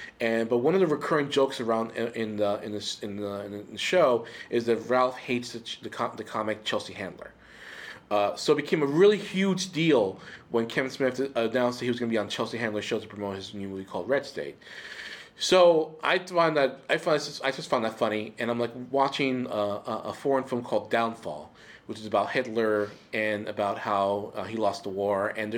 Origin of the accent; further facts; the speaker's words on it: Puerto Rico; Okay, so I grew up in Puerto Rico, And growing up in Puerto Rico, I felt like I was a mutant.